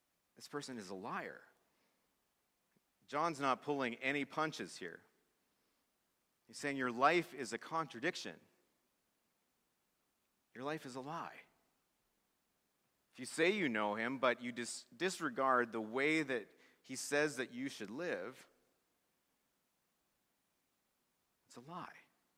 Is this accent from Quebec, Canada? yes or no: no; Swift Current, Saskatchewan, Canada; he played hockey in my hometown of Swift Current